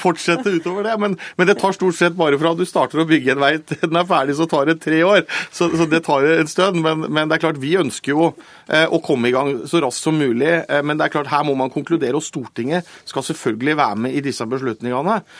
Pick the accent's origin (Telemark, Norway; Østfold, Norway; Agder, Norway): Telemark, Norway; jeg er, fra Telemark